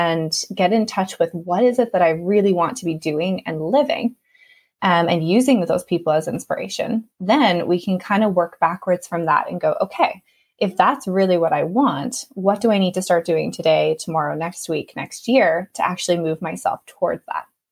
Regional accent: Canada; moved away as an adult; now in Ireland; I am originally from Canada, but I've been living in Ireland for the past 3 years

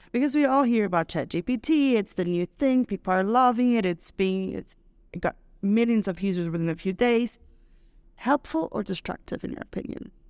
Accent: Brazil; now in Mexico; I'm Brazilian

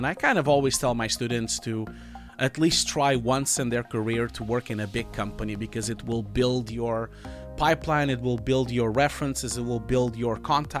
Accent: Portugal; English is a second language; I'm Portuguese originally. I was born in Portugal.

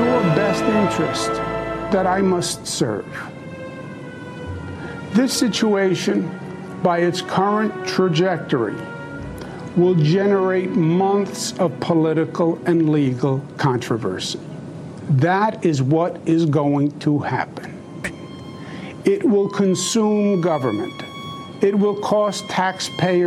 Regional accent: New York, United States; I am a New Yorker, born and bred

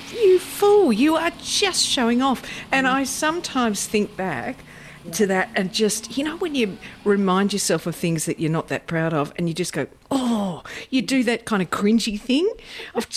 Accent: Dingley, Victoria, Australia; I grew up in Dingley.

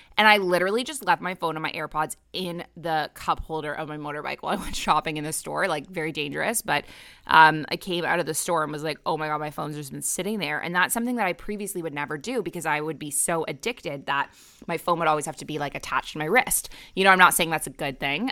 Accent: Canada; moved away as an adult; also born or lived in Middle East; now in Bali, Indonesia; I'm a Canadian who moved across the world to the Middle East at age twenty-three, and I never went back

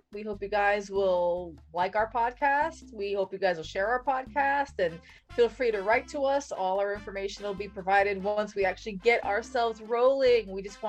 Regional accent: New Jersey, United States; now in New York, United States; growing up Puerto Rican in America, New Jersey. We grew up. Now I'm in New York.

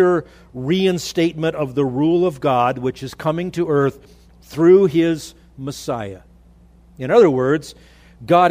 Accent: Los Angeles, California, United States; now in Idaho, United States; I grew up in the Los Angeles area

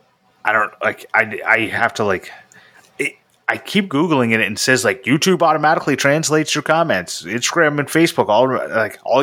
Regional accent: Canada

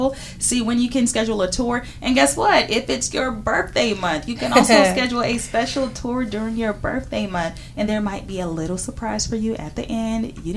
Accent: Houston, Texas, United States; I'm from Houston

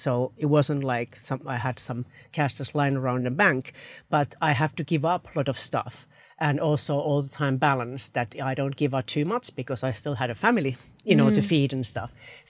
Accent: Finland; moved away as an adult; now in United Kingdom; I moved from Finland to UK, to a different market, brought my family, 3 children and a husband here, and did my full-time MBA.

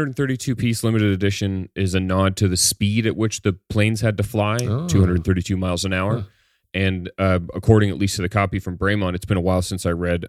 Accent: Ontario, Canada; As a kid, I growing up near the Canadian Warplane Heritage Museum, they have one of the only flying Lancasters in the world.

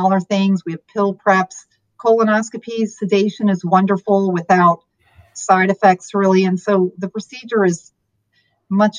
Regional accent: Michigan, United States; moved away as an adult; also born or lived in Gainesville, Florida; now in Southwest Florida, United States; I am from Michigan. So I went to college and med school at the University of Michigan

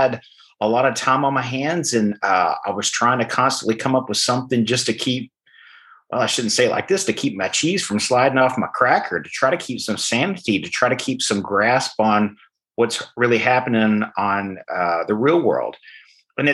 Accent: Arkansas, United States; moved away; I didn't grow up around this area. I grew up in Arkansas, and I grew up on a farm

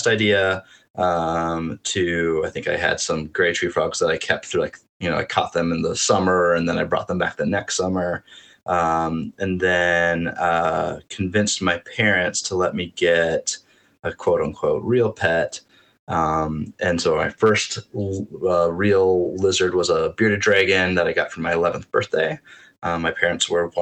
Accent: North Dakota, United States; I grew up in North Dakota, but spent a lot of my summers in Minnesota at my aunt's lake cabin

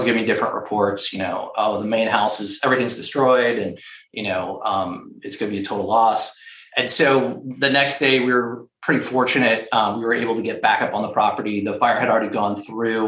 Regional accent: Florida, United States; moved away; I grew up in Florida.

